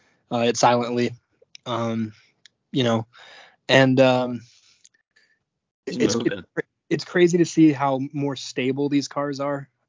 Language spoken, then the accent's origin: English; Colorado, United States; I grew up in Colorado my whole life